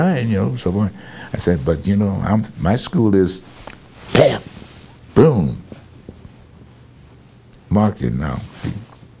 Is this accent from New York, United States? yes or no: yes; New York, United States; Cal, I'm from New York